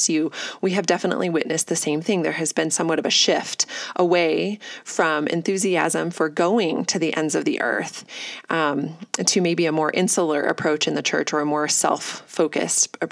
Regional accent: United States; as American Christians

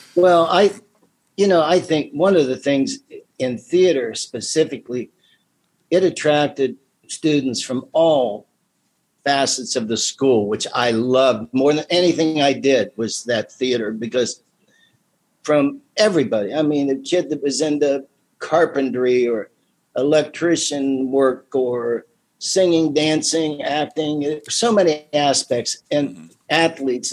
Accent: Midvale, Ohio, United States; I grew up in the Midvale area.

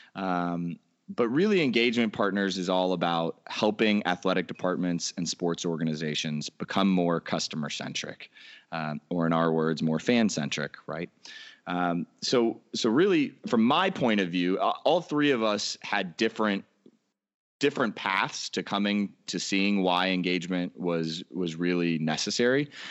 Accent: Orlando, Florida, United States; I grew up in Orlando, Florida

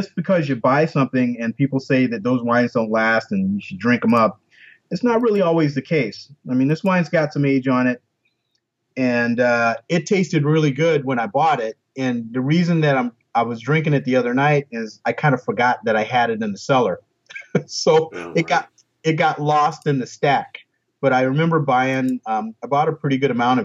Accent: Florida, United States; I grew up in Florida

